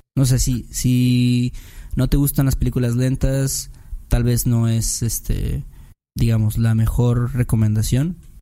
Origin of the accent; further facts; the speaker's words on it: Mexico; Como hacemos en México